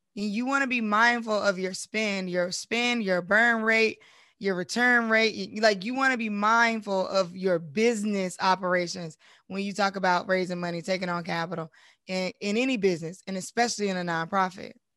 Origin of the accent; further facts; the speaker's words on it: Durham, North Carolina, United States; I'm from Durham originally